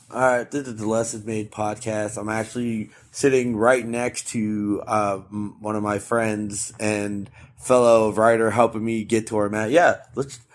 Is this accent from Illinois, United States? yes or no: no; Florida, United States; moved away; my home state of Florida